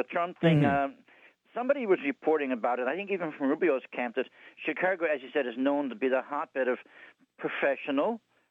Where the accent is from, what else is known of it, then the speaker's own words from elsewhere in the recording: Newfoundland and Labrador, Canada; I'm from Newfoundland.